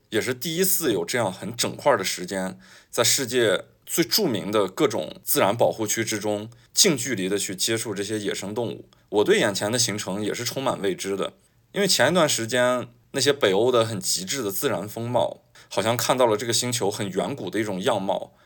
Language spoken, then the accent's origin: Chinese; China; 我是一个中国人的身份